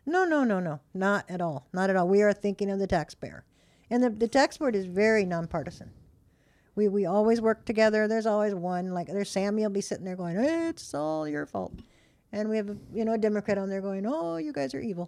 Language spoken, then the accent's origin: English; Modesto, California, United States; moved away; George Lucas was born in my hometown